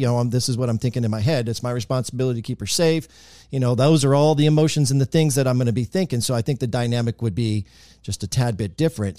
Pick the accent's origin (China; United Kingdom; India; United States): United States; Marysville, Kansas; moved away; my hometown is Marysville, Kansas